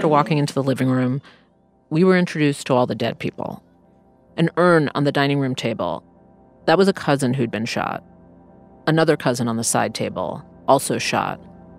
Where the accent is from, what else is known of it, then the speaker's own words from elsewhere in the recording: New York City, New York, United States; I grew up in Jamaica, Queens in the mean 80s.